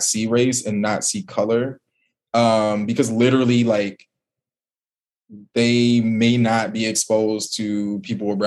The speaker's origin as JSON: {"language": "English", "town": "Detroit", "region": "Michigan", "country": "United States", "also_born_or_lived": "Indiana", "moved": "as an adult", "lives_now": "New Orleans, United States", "said": "I'm from Detroit"}